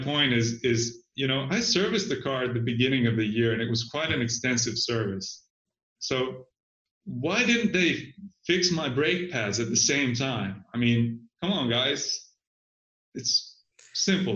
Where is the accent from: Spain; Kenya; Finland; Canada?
Finland; I'm from Finland